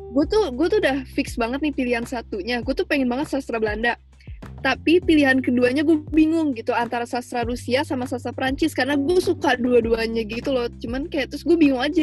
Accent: Jakarta, Indonesia; gue juga dari Jakarta kayak Stevi

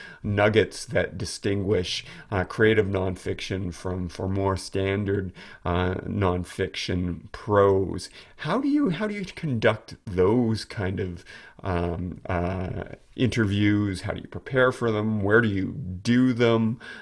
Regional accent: United States; I'm an American journalist, which I think carried a little bit more weight.

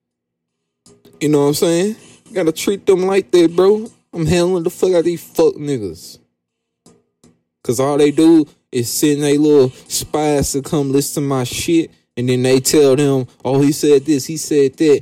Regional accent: the South, United States; I'm from the South

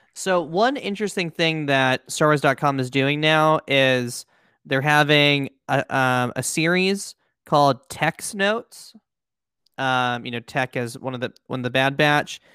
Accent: United States; two American, um, po' boys

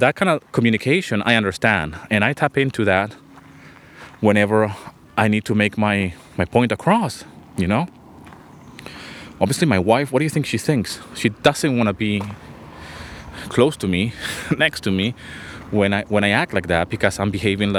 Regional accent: Venezuela; also born or lived in London, England; now in Greece; I grew up in Venezuela

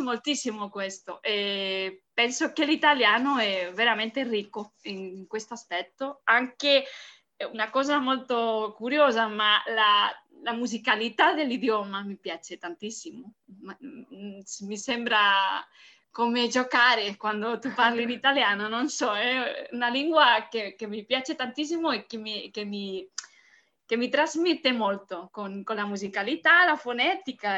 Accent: Barcelona, Catalonia, Spain; Italian is a second language; sono dall'Espagna, sono spagnola, eh, di Barcellona

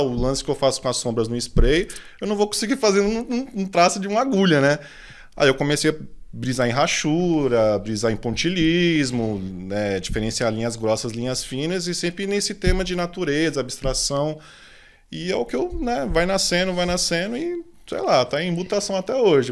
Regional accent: São Paulo, Brazil; also born or lived in Grajaú; eu nasci, nasci no, no Grajaú, né? Nasci, morei lá até meus 5, 6 anos, assim. Minha família é de lá também, da parte de, do meu pai e tal. Aí depois eu mudei para Interlagos, moro lá até hoje.

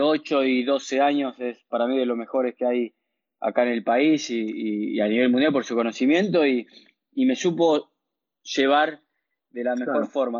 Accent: Venado Tuerto, Santa Fe, Argentina; also born or lived in Rufino / Rosario; nací en Rufino, un pueblo de 15.000, 20.000 habitantes. Eh, a los dos nació mi hermano, que nos llevamos dos años de diferencia. Eh, a los tres años míos nos fuimos a vivir a Venado Tuerto por trabajo mi papá, que él empezó a dar clases de tenis ahí en Venado Tuerto. Empecé a crecer en Venado

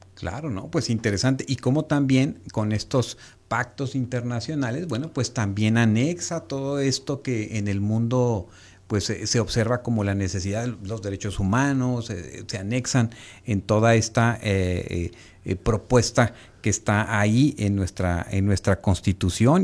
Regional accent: Mexico; nosotros como mexicanos

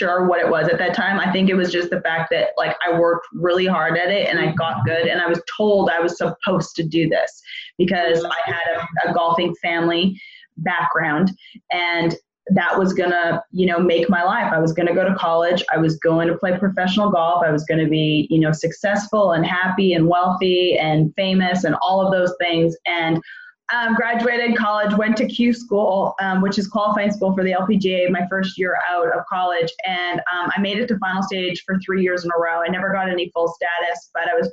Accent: Edmonton, Alberta, Canada; I'm from Edmonton, Alberta, Canada

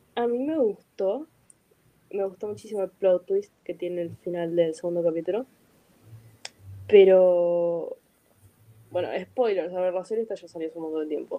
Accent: Argentina

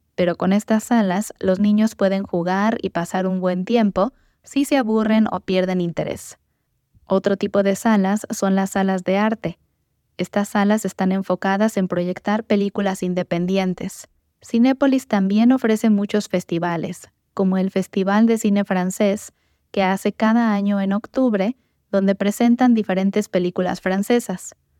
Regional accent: Morelia, Michoacán, Mexico; fue fundada en mi ciudad natal, Morelia

